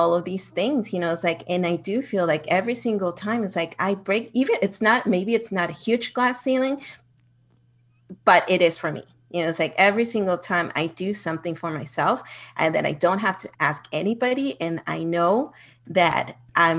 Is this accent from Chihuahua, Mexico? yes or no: yes; Ciudad Juárez, Chihuahua, Mexico; also born or lived in El Paso, Texas; I was born in El Paso, Texas, but I grew up in Juarez. So it's a border town.